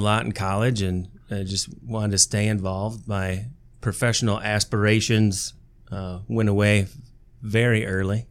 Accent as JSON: {"language": "English", "town": "Tecumseh", "region": "Michigan", "country": "United States", "tie": "born or raised there", "also_born_or_lived": "Big Rapids, Michigan", "said": "I grew up in Tecumseh, Michigan, down in Lenawee County"}